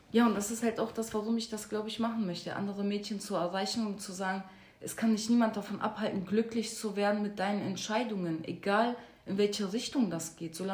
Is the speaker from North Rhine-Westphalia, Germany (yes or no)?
yes; Duisburg, North Rhine-Westphalia, Germany; ich meine, ich komme aus Marxloh und Marxloh wurde ja sowieso als äh, Brennpunkt und als No-Go-Area ja vor ein paar Jahren betitelt